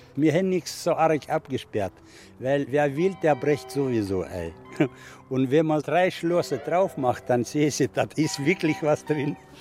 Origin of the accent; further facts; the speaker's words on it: Siberia, Russia; also born or lived in Northern Germany; now in Germany; Ich komme aus Sibirien